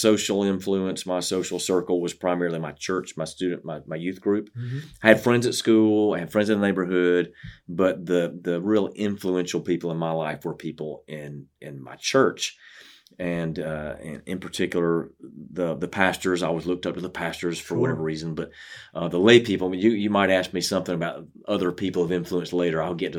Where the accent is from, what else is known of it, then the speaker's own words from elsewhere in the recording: Columbia, South Carolina, United States; also born or lived in Greenville; I was born and raised in Columbia, like a lot of folks, and had a very blessed upbringing in a Christian home